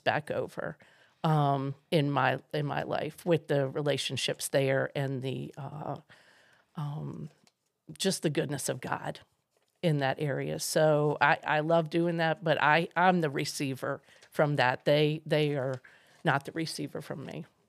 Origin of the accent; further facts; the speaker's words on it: Maryland, United States; I grew up in Maryland